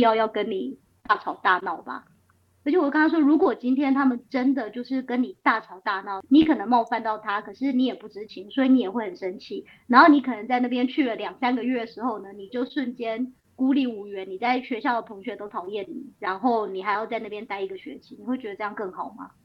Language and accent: Chinese; Taiwan; moved away as an adult; also born or lived in Seattle, United States / Milan, Italy; now in Italy; 台湾是我出生的地方，可是我从来没有特别觉得哪里是我的家乡